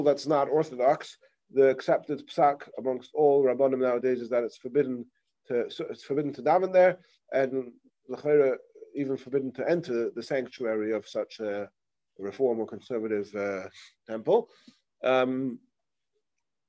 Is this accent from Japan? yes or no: no; England, United Kingdom; moved away; I remember in growing up in England, you have all the United Synagogue.